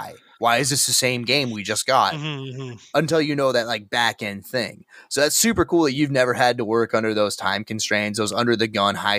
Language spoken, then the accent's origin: English; Santa Cruz, California, United States; I grew up in Santa Cruz. We're right next to Silicon Valley tech companies.